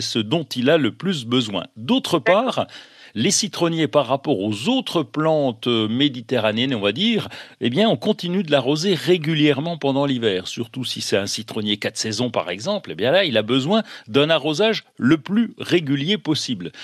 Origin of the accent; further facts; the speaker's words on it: Bourgogne-Franche-Comté, France; chez nous en Franche-Comté